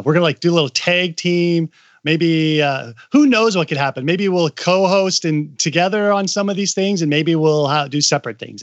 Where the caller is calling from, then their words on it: Seattle, Washington, United States; also born or lived in China; I'm calling in from Seattle. I used to live in China for six years